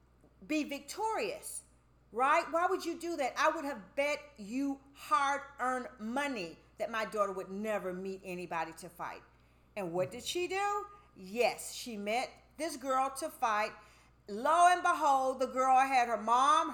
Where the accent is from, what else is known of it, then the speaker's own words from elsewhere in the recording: United States; we as African American women